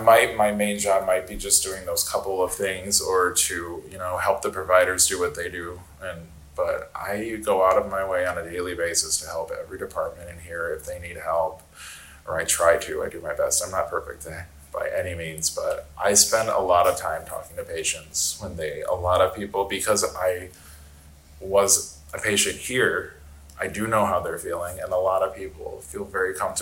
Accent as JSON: {"language": "English", "area": "outside of Chicago", "region": "Illinois", "country": "United States", "tie": "born or raised there", "also_born_or_lived": "Northwest Indiana / Denver, Colorado", "moved": "as an adult", "said": "I grew up outside of Chicago"}